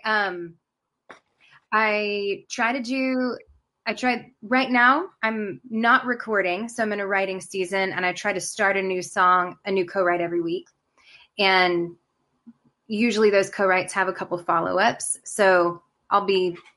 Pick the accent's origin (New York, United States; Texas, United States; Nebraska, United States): Nebraska, United States; moved away as an adult; also born or lived in North Carolina; now in South Carolina, United States; I live in South Carolina in the United States, but I was born in Nebraska. So I grew up in the church